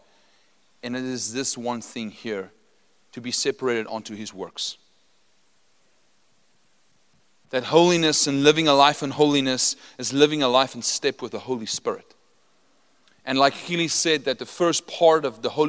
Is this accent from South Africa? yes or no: yes; Potchefstroom, North West, South Africa; I'm from Potchefstroom. I'm an original Potchie. Okay, I didn't just study there.